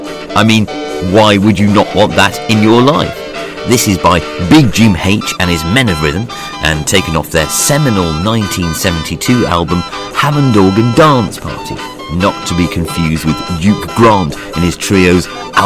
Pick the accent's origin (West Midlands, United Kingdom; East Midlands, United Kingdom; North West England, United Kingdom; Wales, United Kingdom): Wales, United Kingdom; I'd like to point out I'm actually Welsh. I just lost my accent in a boating accident.